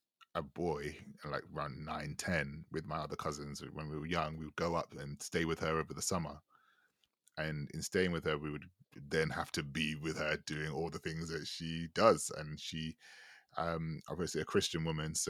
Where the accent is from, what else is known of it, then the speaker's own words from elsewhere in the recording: United Kingdom; I grew up very much in the British Caribbean community here.